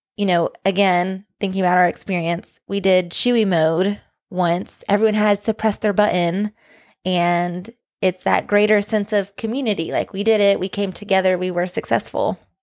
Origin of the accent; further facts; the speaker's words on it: Tennessee, United States; accent: Southern; moved away as an adult; when we lived in Tennessee